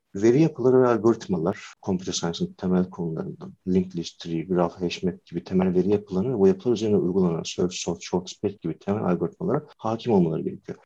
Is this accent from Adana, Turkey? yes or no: no; Afyonkarahisar, Turkey; bin dokuz yüz seksen dört yılında Afyon'da doğdum